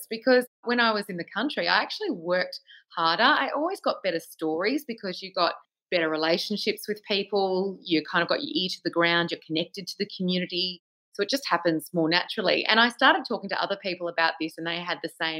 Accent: Penrith, New South Wales, Australia; moved away as an adult; also born or lived in Melbourne; now in Koroit, Australia; I grew up in Penrith, which is part of Sydney

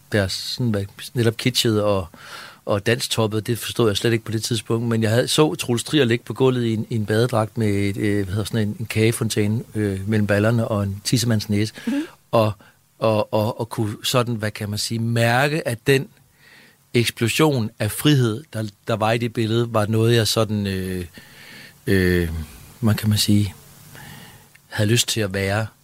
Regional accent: Ringkøbing, Central Denmark Region, Denmark; Jeg voksede op i Ringkøbing ude ved øh, Ringkøbing Fjord, Vestjylland

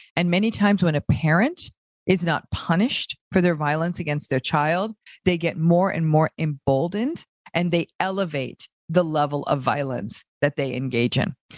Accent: New England, United States; accent: American; now in Los Angeles, United States; I grew up in a small town in in a part of the United States called New England

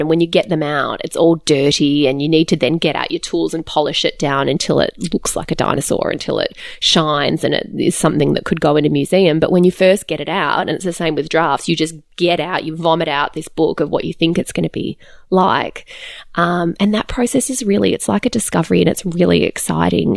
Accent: Australia; also born or lived in Calgary, Alberta, Canada; I'm Australian born, but we lived in Canada for three years yes. and we lived in Calgary in Alberta

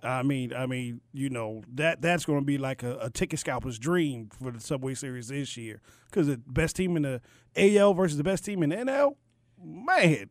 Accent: Baltimore, Maryland, United States; I was born and raised in Baltimore, but the roots go back to to the N

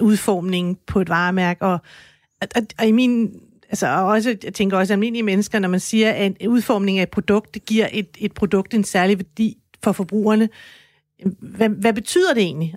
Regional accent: Denmark; jeg er dansker

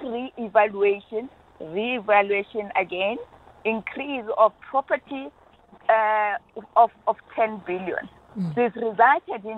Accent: South Africa; as South African

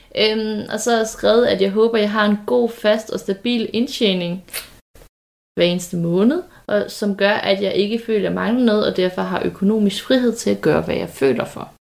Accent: Nyborg, Southern Denmark, Denmark; moved away; da vi havde kattet hjemme i Nyborg, som vi stadigvæk har

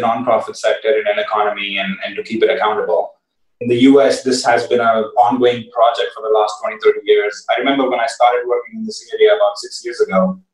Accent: India; I come from India

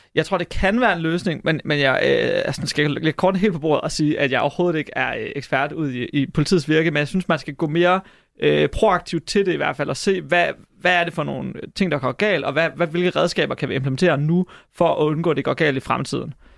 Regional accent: Hobro, North Denmark Region, Denmark; Jeg er fra Hobro

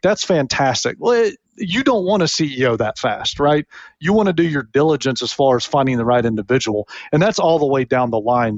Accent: Tennessee, United States; moved away as an adult; also born or lived in Memphis, Tennessee / Alabama; now in Florida, United States; Born in Memphis, grew up a Vanderbilt fan, not University of Tennessee, which is weird for some people. Yet my alma mater is Auburn. So I grew up in Tennessee, went to college in Alabama, and now I'm a Floridian

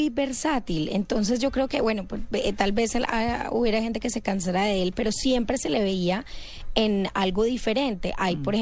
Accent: Cuba; pero nos quedamos cortos de tiempo y siendo cubanos

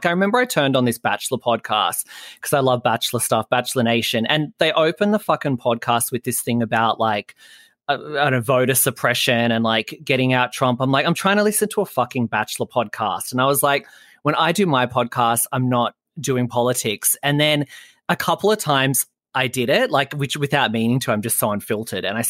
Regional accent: Australia; as an Australian

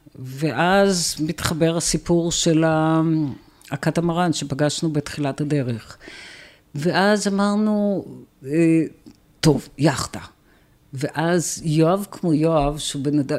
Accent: Tel Aviv, Tel Aviv District, Israel; moved away as an adult; גדלתי ברמת אביב

